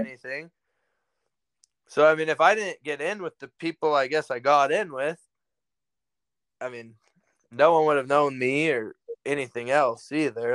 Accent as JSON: {"language": "English", "town": "Salem", "region": "Oregon", "country": "United States", "tie": "born or raised there", "moved": "yes", "lives_now": "Broadus, United States", "said": "I grew up in the capital of Oregon, Salem."}